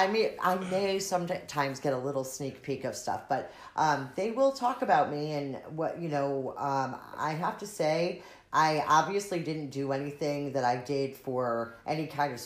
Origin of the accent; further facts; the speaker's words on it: Cromwell, Connecticut, United States; it's my home. I grew up here.